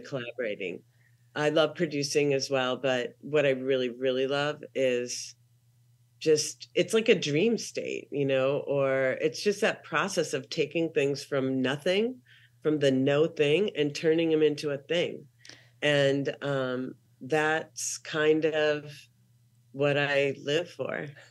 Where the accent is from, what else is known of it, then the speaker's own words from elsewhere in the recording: Minneapolis, Minnesota, United States; moved away as an adult; also born or lived in Salt Lake City, Utah / Portland, Oregon / Los Angeles, California / Columbus, Ohio; I'm from Minneapolis, Minnesota. Um, I left when I was nineteen